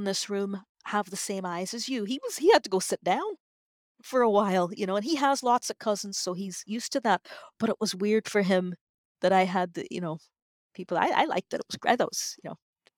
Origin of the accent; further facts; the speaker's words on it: Northern Ireland, United Kingdom; I'm from Northern Ireland